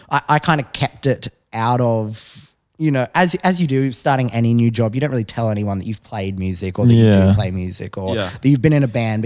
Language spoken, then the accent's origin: English; Newcastle, New South Wales, Australia; moved away; growing up in Newcastle